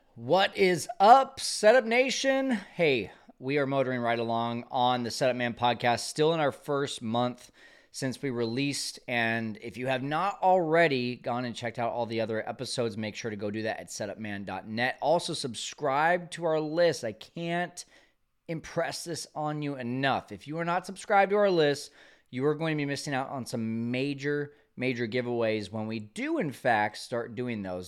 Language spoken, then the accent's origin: English; Fresno, California, United States; I'm from Fresno.